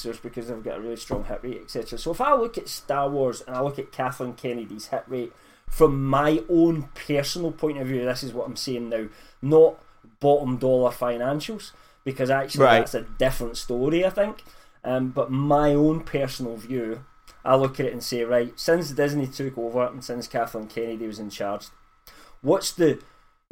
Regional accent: United Kingdom; I'm British

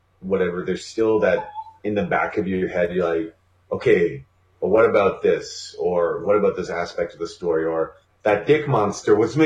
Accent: Canada; We're painfully Canadian

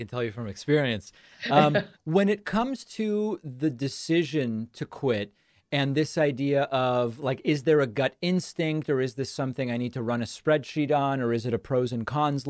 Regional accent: Argentina; I'm from Argentina, and I thought there's some demand for this.

